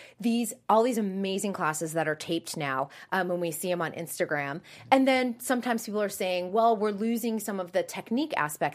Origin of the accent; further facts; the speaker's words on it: Boston, Massachusetts, United States; now in Los Angeles, United States; I'm from Boston